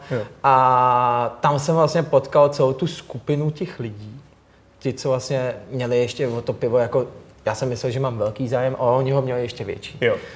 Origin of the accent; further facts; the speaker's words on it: Stříbrná Skalice, Central Bohemian Region, Czechia; Teď jsem, jo, jo, jsem původně ze Stříbrní Skalice a já jsem tam teď i nedávno měl oslavu narozenin s kamarádama